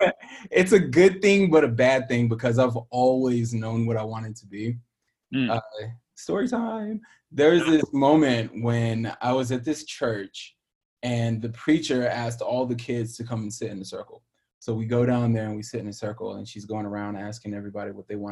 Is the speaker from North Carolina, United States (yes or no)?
yes; Pinehurst, North Carolina, United States; moved away as an adult; now in Los Angeles, United States; the part of North Carolina I grew up in is like a very touristy golf area